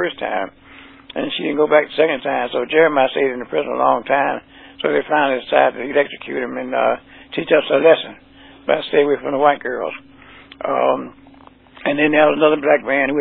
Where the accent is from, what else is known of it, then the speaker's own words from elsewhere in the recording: Montgomery, Alabama, United States; where I grew up in Montgomery